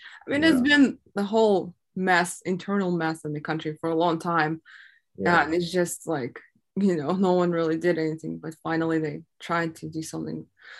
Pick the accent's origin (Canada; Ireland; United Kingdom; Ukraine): Ukraine; Mariupol, Donetsk Oblast; moved away; I was from Mariupol, and that was like all the Donbas area